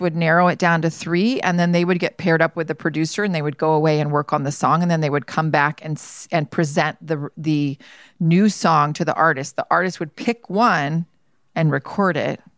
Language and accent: English; Georgia, United States; moved away; I grew up in Georgia